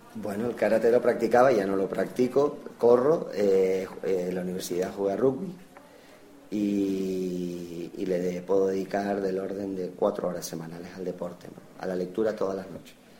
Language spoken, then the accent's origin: Spanish; San Cristóbal de La Laguna, Canary Islands, Spain; nací en la Avenida Trinidad, pero de pequeño estaba en San Roque. Después estuve en el Colegio Laneja